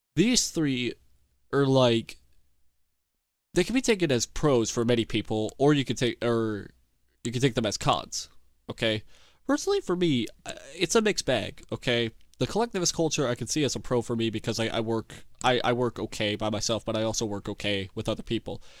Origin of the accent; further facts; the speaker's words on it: United States; I'm an American